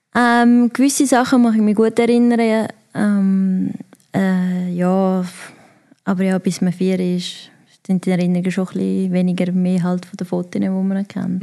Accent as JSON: {"language": "German", "town": "Davos", "region": "Graubünden", "country": "Switzerland", "tie": "born or raised there", "also_born_or_lived": "Netherlands", "said": "als ich vier war, hat es dann plötzlich geheißen, hey, wir gehen in die Schweiz"}